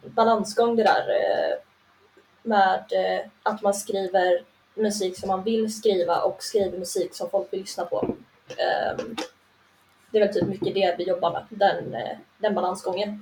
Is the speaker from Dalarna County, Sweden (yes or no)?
yes; Rörbäcksnäs, Dalarna County, Sweden; now in Gothenburg, Sweden; jag kommer från en by med hundrafemtio pers bortanför Sälenfjällen.